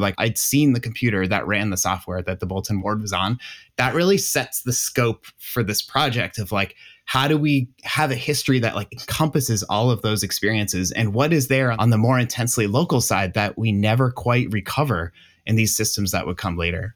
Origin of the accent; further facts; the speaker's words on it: Massachusetts, United States; I grew up in Massachusetts